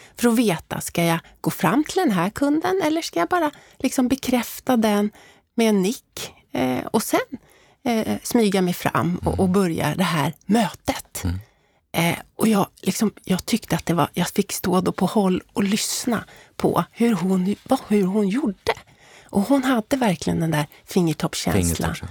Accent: Stockholm, Stockholm County, Sweden; jag uppvuxen, då, som du inledde med, i Älvsjö tillsammans med mamma, pappa och lillebror

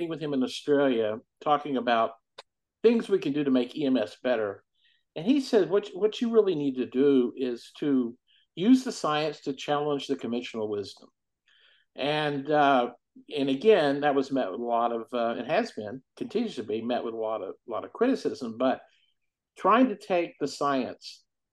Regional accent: Fort Worth, Texas, United States; I was a paramedic in Fort Worth, Texas, my hometown

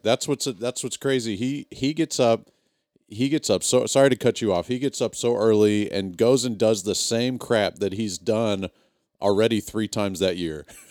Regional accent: Texas, United States; moved away as an adult; I moved away from Texas, but not as a kid

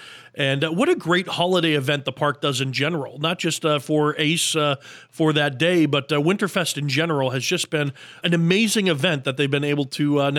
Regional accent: Minnesota, United States; moved away; I'm originally from Minnesota, so I have that, Midwest thick skin where I don't get as cold as others do.

